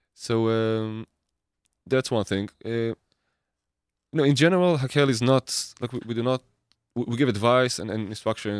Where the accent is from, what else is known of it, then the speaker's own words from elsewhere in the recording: Israel; I grew up in Israel.